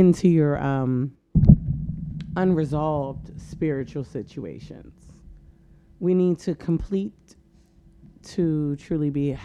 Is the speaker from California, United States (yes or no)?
no; Pittsburgh, Pennsylvania, United States; born there; Oh, yeah. Born in Pittsburgh, Pennsylvania.